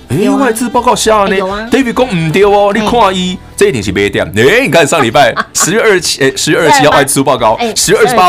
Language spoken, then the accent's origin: Chinese; Sanxia, New Taipei, Taiwan; 我老家三峡，